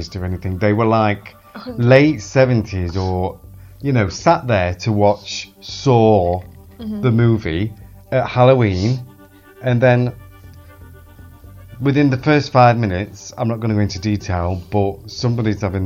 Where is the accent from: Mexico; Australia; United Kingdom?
United Kingdom; England; I'm English